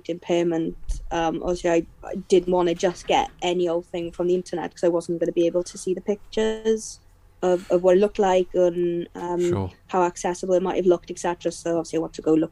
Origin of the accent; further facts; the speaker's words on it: South Wales valleys, United Kingdom; I'm from the kind of valley, so I'm in the same valley, but I've kind of recently moved kind of 15 minutes down the road from where I used to live with my parents